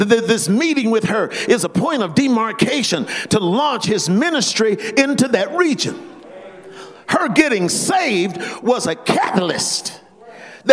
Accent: Las Vegas, Nevada, United States; we're from Las Vegas

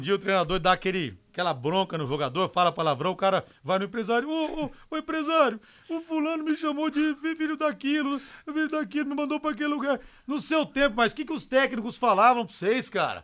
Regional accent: São Paulo, Brazil; eu sou paulista

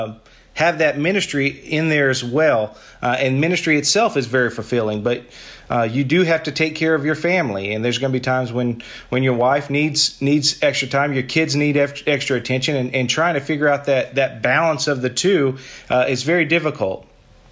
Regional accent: Paola, Oklahoma, United States; I'm from Oklahoma, a little small town called Paola. It's about an hour south of Oklahoma City.

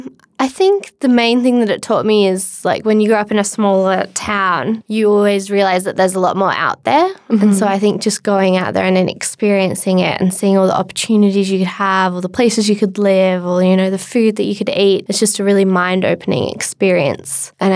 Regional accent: Hunter Valley, New South Wales, Australia; also born or lived in London; I grew up in the Hunter Valley and went to school there. And then I had a gap year in London. I sort of knew I wanted to get out of the small town

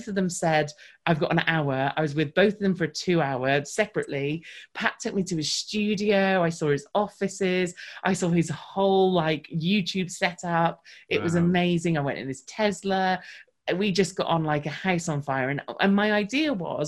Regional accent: United Kingdom; because I'm British

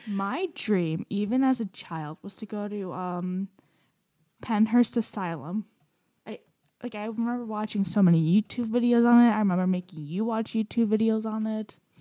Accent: Romania; moved away; I'm from Romania

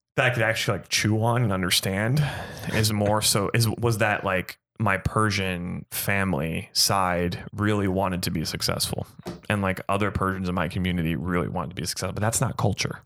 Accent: Gilbert, Arizona, United States; born and raised in Arizona

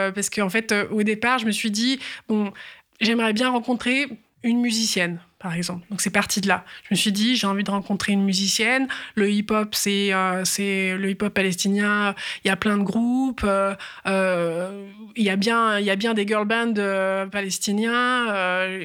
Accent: France; en tant que Française

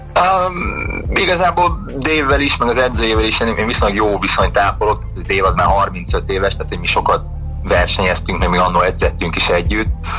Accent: Hungary

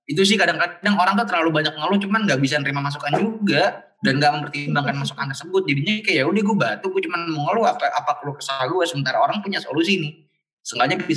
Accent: Bintaro, Indonesia; gue orang Bintaro

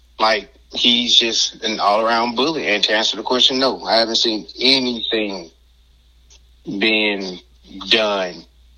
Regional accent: the South, United States; And coming from, you know, like you said, I'm from the South, and, you know, having a white grandfather, and, dude, I went through it growing up.

